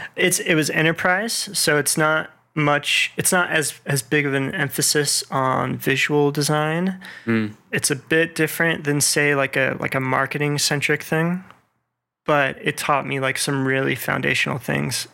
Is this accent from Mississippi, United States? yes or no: no; Las Vegas, Nevada, United States; now in Atlanta, United States; I am originally from Las Vegas, Nevada